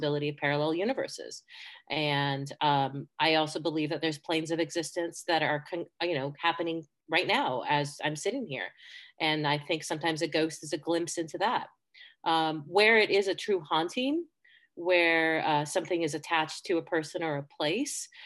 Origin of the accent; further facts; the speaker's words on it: Seattle, Washington, United States; also born or lived in Spain; I was born in Spain to two American parents who left in late 1979. So I was seven and we moved to Seattle